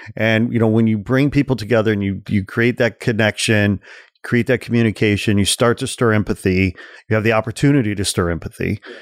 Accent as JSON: {"language": "English", "area": "forty miles outside of Chicago", "region": "Illinois", "country": "United States", "tie": "born or raised there", "said": "I grew up forty miles outside of Chicago"}